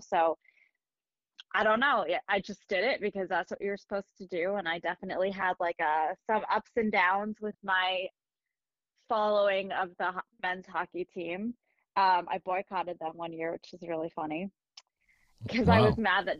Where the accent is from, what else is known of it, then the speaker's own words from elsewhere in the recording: Andover, Massachusetts, United States; I was born in Massachusetts, and I actually grew up in Andover